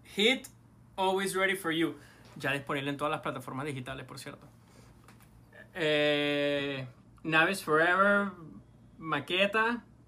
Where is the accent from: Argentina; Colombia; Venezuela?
Venezuela; sobre todo como venezolano